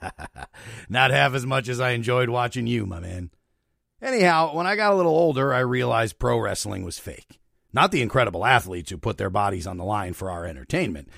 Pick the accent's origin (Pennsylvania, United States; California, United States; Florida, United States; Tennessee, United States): Pennsylvania, United States; Luzerne County; moved away; also born or lived in Brooklyn; I moved from Brooklyn to Pennsylvania last September, back to Luzerne County